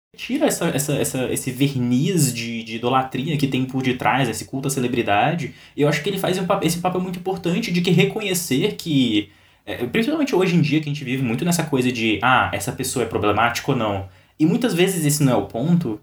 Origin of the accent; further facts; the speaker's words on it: Brazil; como brasileiros